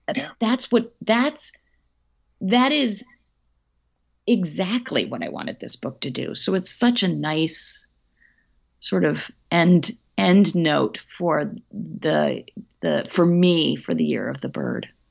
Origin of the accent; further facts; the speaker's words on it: Hatfield, Massachusetts, United States; my hometown um, in Hatfield, Massachusetts